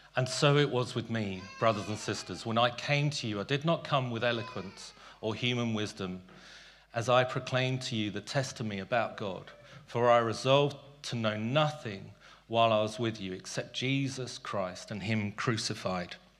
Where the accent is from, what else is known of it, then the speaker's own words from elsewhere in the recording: London, United Kingdom; also born or lived in South Africa; As a boy growing up in South Africa and Tooting